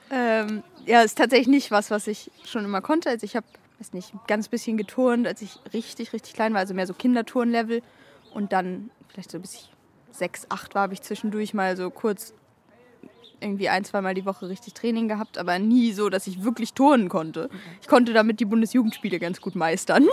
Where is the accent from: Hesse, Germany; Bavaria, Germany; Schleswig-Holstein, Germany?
Schleswig-Holstein, Germany; Kiel; ich bin mehr oder weniger in Schilksee beziehungsweise Strande aufgewachsen